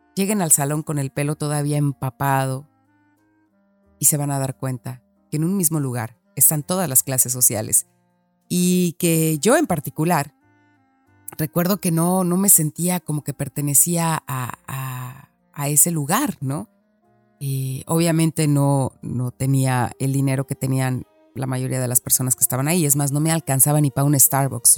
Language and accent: Spanish; Guadalajara, Jalisco, Mexico; accent: Mexican; moved away as an adult; also born or lived in Mexico City / London; la primera vez que me mudé de mi ciudad, de mi colonia, de Guadalajara, me mudé a la Ciudad de México